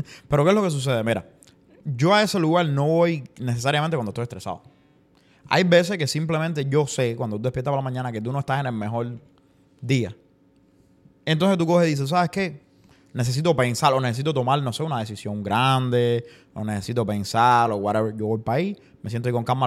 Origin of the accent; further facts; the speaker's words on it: Cuba; moved away; yo soy el cubano